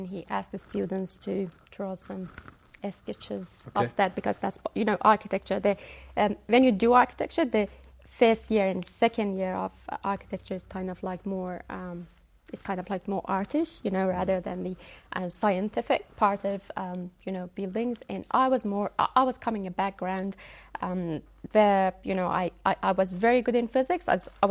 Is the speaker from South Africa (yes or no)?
no; Iran; moved away as an adult; also born or lived in Dunedin, New Zealand / Wellington, New Zealand; now in New Zealand; I was born and raised and taught in Iran